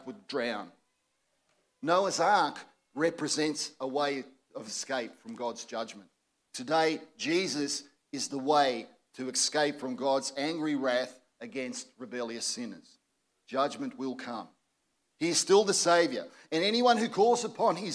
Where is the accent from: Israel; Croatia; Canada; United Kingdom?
Croatia; now in Australia; my own relatives from my native Croatia